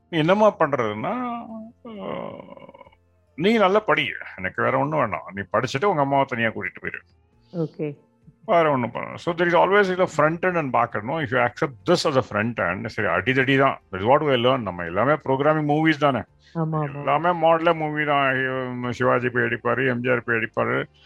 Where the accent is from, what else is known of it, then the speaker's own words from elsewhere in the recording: North India, India; also born or lived in Tirunelveli; now in Chennai, India; எங்கள் சொந்த ஊர் திருநெல்வேலி அப்பா வந்து ஆர்மியில் இருந்தார் போலீஸில் இருந்தார் அதனால் நாங்கள் வெளிநாட்டை வடக்கத்தான் தான் வளர்ந்தோம் இப்போ நான் வந்து சென்னையில் இருக்கேன்